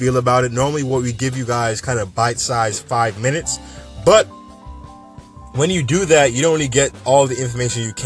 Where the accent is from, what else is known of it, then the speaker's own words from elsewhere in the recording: New York, United States; I'm a New Yorker